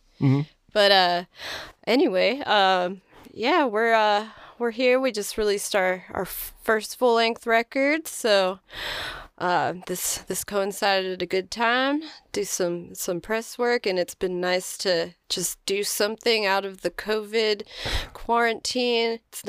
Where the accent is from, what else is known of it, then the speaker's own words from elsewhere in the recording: Philadelphia, Pennsylvania, United States; moved away as an adult; now in Nashville, United States; Well, I came to Nashville. I'm originally from Philadelphia, and I came here about 10 years ago, I think now.